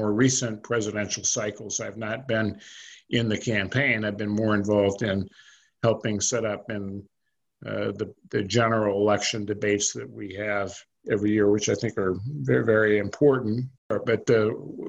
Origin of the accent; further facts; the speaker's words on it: California, United States; moved away as an adult; also born or lived in New Jersey; I was from California